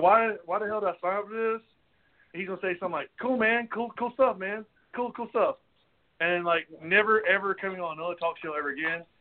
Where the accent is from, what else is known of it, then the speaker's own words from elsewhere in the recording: North Carolina, United States; we're all from North Carolina, except for one of us